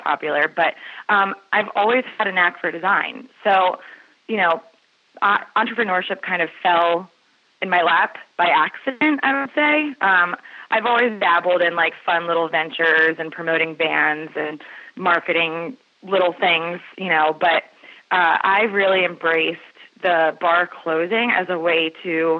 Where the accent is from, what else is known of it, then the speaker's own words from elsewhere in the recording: Maryland, United States; also born or lived in Joppatowne, Maryland / Baltimore County, Maryland; So I grew up, I've always been a Marylander, and my family's actually been in Maryland since the late 1800s.